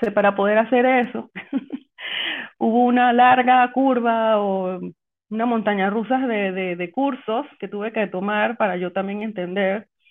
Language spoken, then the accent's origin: Spanish; Panama; soy panameña